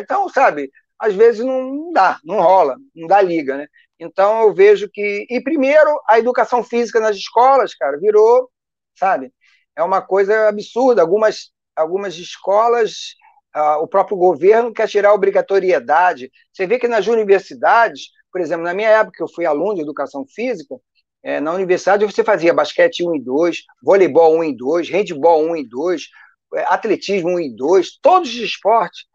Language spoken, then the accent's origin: Portuguese; Rio de Janeiro, Brazil; eu sou carioca, né? Eu sou nascido e criado aqui no Rio de Janeiro